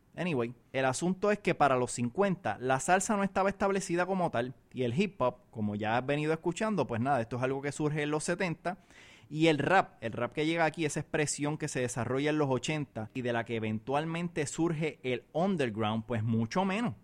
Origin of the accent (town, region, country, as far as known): Puerto Rico